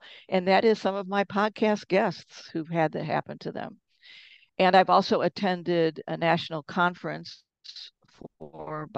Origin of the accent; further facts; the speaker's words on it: Detroit, Michigan, United States; moved away as an adult; My background is that I'm originally from Detroit